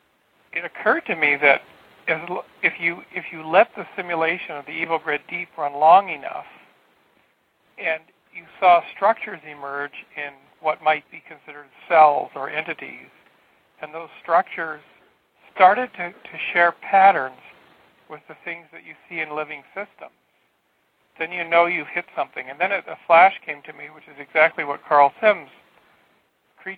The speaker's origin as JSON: {"language": "English", "country": "Canada", "said": "I'm from Canada"}